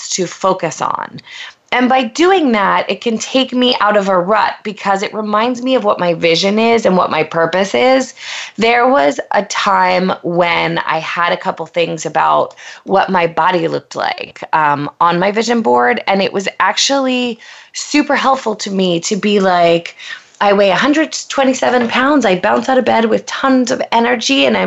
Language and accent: English; Pennsylvania, United States; moved away as an adult; now in Los Angeles, United States; I'm a girl from Pennsylvania who knew no one coming